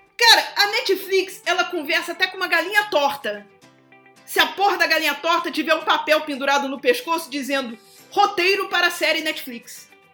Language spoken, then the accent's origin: Portuguese; Brazil; Sou brasileira